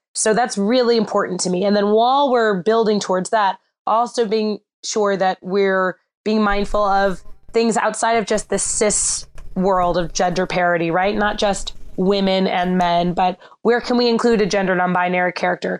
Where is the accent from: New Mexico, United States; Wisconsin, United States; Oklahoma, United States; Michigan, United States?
Michigan, United States; Bloomfield Hills; I grew up in Bloomfield Hills, Michigan, which has a really, really strong youth theater program